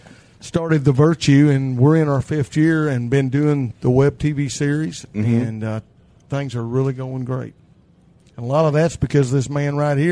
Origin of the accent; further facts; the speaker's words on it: Jasper, Arkansas, United States; moved away; I'm originally from Jasper, Arkansas, down south of Branson, Missouri.